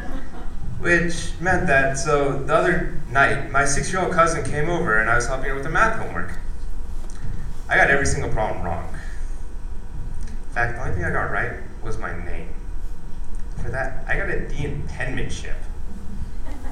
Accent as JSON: {"language": "English", "country": "United States", "tie": "born or raised there", "said": "as an Indian being raised in America"}